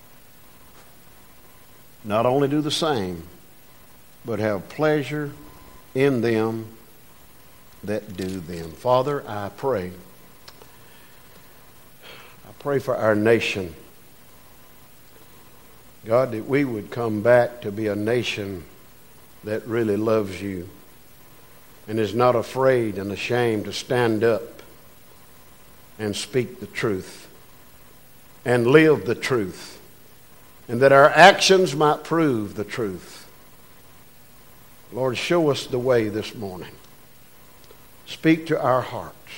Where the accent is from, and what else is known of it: United States